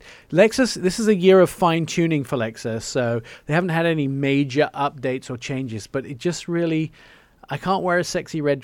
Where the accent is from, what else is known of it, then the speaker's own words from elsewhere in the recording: England, United Kingdom; I'm English.